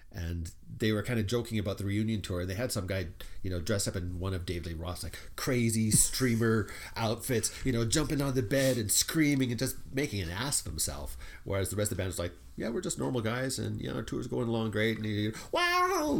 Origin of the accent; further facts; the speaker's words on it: Canada; we're Canadian